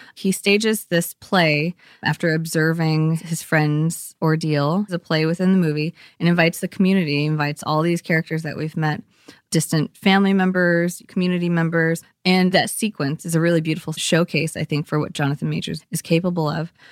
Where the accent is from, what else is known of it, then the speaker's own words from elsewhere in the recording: East Bay, California, United States; growing up there, I grew up in the East Bay